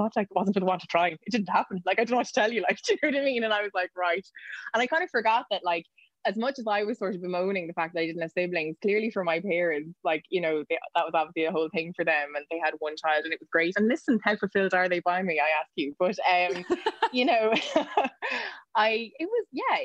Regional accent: Waterford, Munster, Ireland; also born or lived in West Cork; I grew up in Waterford

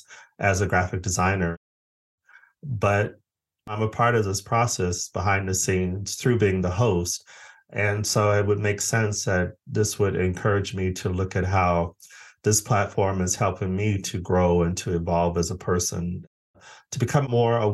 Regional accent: Phoenix, Arizona, United States; also born or lived in Los Angeles, United States / Stockholm, Sweden; now in Brighton, United Kingdom; I'm originally from Phoenix, Arizona

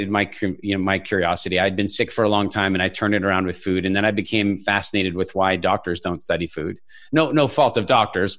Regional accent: Canada; also born or lived in South Africa / United Kingdom / Ireland / England; now in Dominican Republic; I'm actually originally from South Africa and more or less grew up in Canada

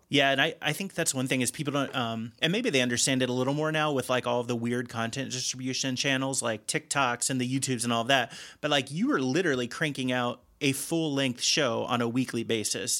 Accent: Cincinnati, Ohio, United States; now in Chicago, United States; I'm from the Cincinnati area originally

